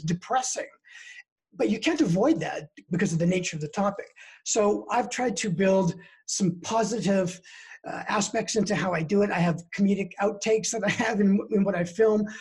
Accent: British Columbia, Canada; now in Denver, United States; I'm originally from Canada. I'm a Canadian citizen from the West Coast in British Columbia, born and raised there. And in 2003, I moved to uh, the US and I've been here ever since.

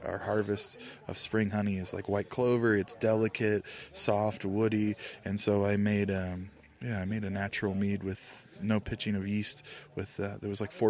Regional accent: Indiana, United States; I'm from Indiana

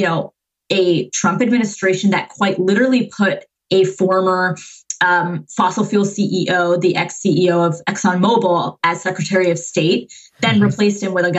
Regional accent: Massachusetts, United States; I was born and raised in Massachusetts. I was, you know, all those like revolutionary towns outside of Boston

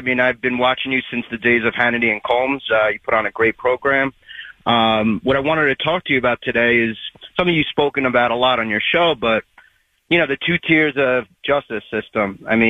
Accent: Glen Cove, New York, United States; I'm actually from Glen Cove, so I'm not too far from where you used to live.

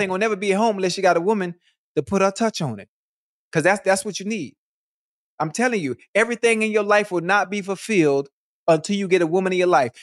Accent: Miami, Florida, United States; I'm from Miami.

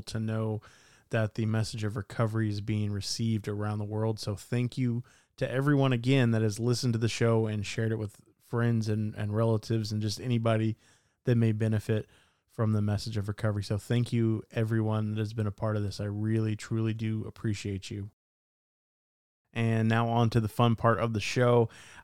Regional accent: Dallas, Texas, United States; Dallas, Texas, which kind of makes sense because that's my hometown

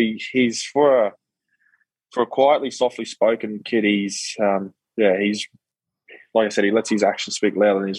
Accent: Queensland, Australia; being a Queenslander

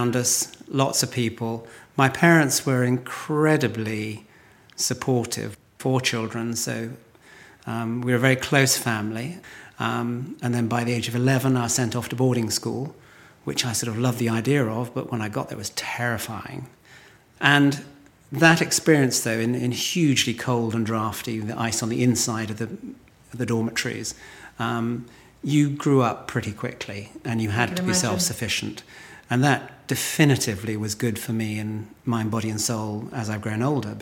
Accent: Lottisham, South West England, United Kingdom; also born or lived in Midsomer Norton; I was born in Lottisham, which is only probably 3 miles from where we're sitting.

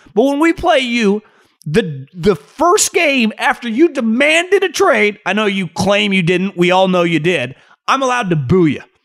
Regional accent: Davis, California, United States; moved away; also born or lived in Philadelphia; I grew up in Davis, but it's basically right next to Sacramento.

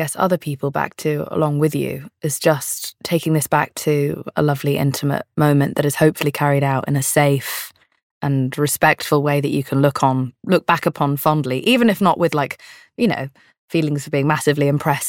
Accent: London, United Kingdom; I'm from London. It's also old here.

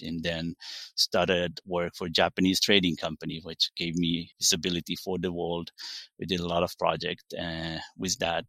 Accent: Israel; English is a second language; moved away; I'm originally from Israel, live in forty-five minutes south of Tel Aviv. Very, grew up in very small village

